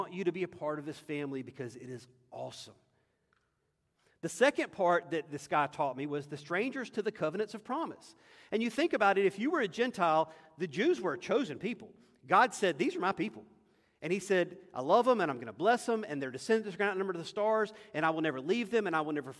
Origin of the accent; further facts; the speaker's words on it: United States; as an American